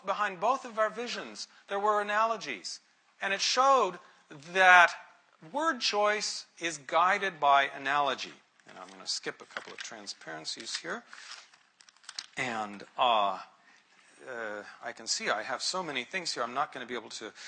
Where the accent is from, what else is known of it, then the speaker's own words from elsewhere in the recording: United States; being American